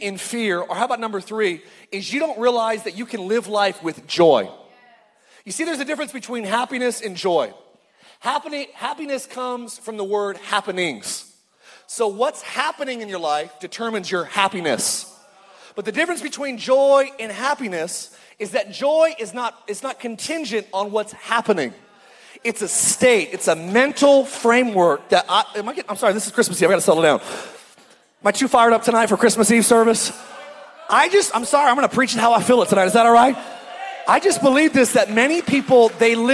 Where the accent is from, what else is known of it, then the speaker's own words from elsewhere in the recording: Palmdale, California, United States; I'm from Palmdale.